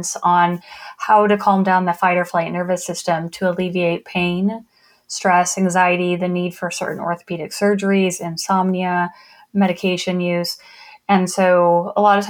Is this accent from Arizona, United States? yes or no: yes; Arizona, United States; moved away as an adult; also born or lived in Delaware; I grew up in Arizona, and so that's a desert climate, very hot, very arid, dry